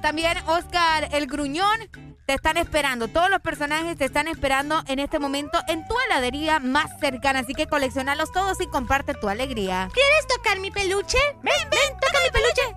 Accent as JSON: {"language": "Spanish", "town": "San Pedro Sula", "region": "Cortés", "country": "Honduras", "tie": "born or raised there", "said": "nací acá en San Pedro Sula"}